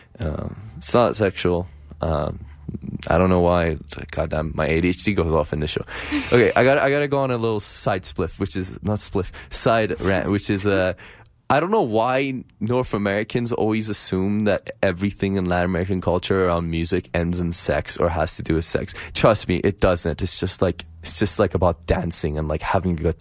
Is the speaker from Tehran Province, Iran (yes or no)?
yes; Tehran, Tehran Province, Iran; now in Calgary, Canada; I come from the Middle East, so and from Tehran